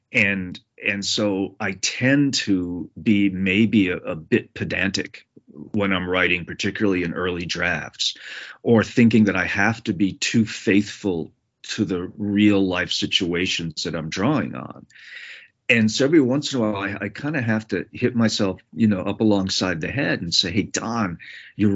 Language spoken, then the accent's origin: English; New England, United States; the growing up in New England at a time when there was a lot of mob violence and conflict.